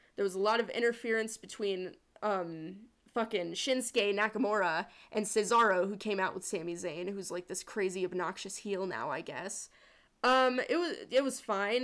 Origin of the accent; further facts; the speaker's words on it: Sturgis, South Dakota, United States; I'm from Sturgis, South Dakota.